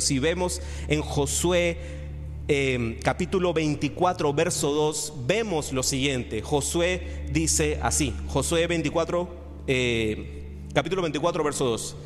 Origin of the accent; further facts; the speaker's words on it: Panama; also born or lived in Madrid; si yo soy el primer panameño que tú conoces